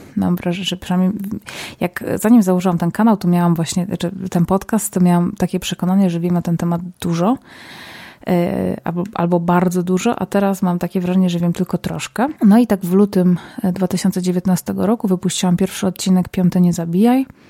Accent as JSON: {"language": "Polish", "town": "Zabrze", "region": "Silesian Voivodeship", "country": "Poland", "moved": "yes", "lives_now": "Warsaw, Poland", "said": "Pochodzę z, ze Śląska, z Zabrza, a od kilku lat mieszkam w Warszawie"}